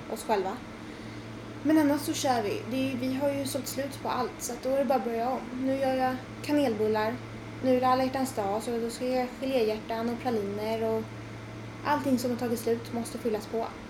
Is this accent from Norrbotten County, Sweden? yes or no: no; Tyresö, Stockholm County, Sweden; also born or lived in Trollbäcken; jag är född på Tyresö Brevik ja. och bott där i 15 år.